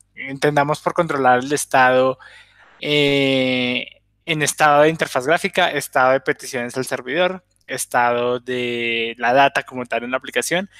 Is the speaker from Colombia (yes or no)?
yes; Colombia; now in Bolivia; soy de Colombia, ahorita estoy en Bolivia